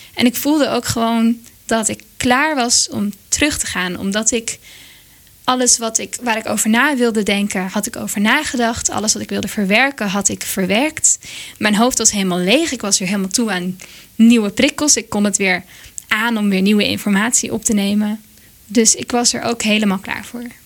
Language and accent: Dutch; Monnikendam, North Holland, Netherlands; dorpje waar ik vandaan kom, Monnikendam